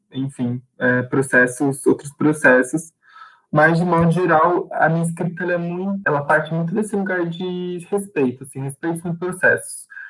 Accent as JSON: {"language": "Portuguese", "town": "Guarulhos", "region": "São Paulo", "country": "Brazil", "said": "sou de Guarulhos, São Paulo"}